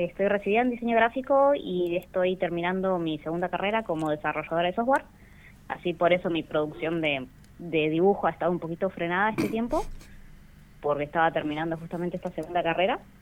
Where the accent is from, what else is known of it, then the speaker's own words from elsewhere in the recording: Rawson, Chubut, Argentina; yo soy de Rawson